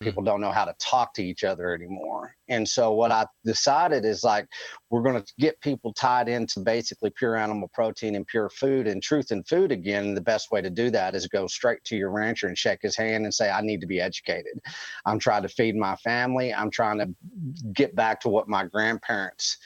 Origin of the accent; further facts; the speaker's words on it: Texas Panhandle, United States; I'm sixth generational Texan